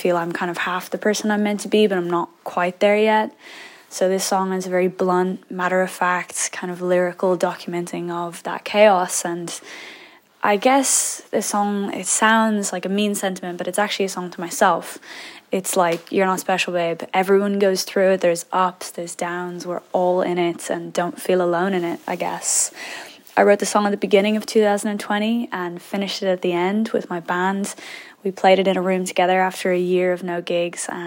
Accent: Dublin, Leinster, Ireland; now in London, United Kingdom; I'm an artist from Dublin in Ireland, living in London

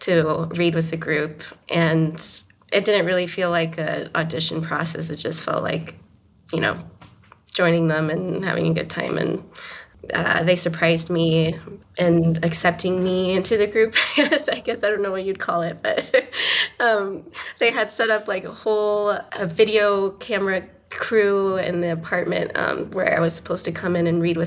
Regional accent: Austin, Texas, United States; now in New York City, United States; I'm originally from Austin, Texas, and I should mention that growing up in Austin is like, it's such a wonderfully vibrant music town.

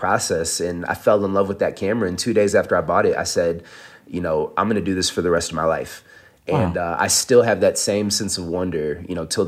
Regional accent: Midwest, United States; growing up in the Midwest

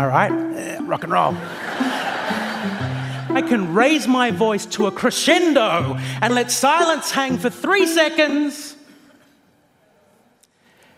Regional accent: Australia; I am an Australian comedian.

